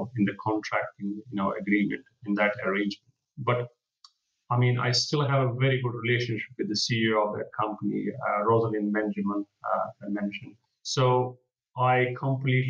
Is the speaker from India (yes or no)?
yes; Jammu and Kashmir, India; now in London, United Kingdom; I'm from Kashmir, which is a northern part of India